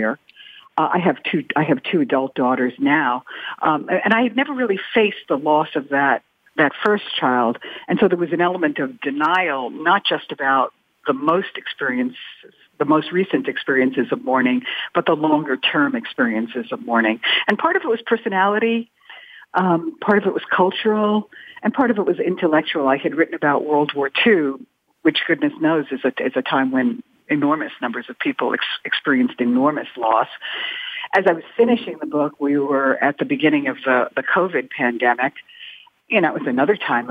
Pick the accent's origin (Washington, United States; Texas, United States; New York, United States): New York, United States; I'm also a New Yorker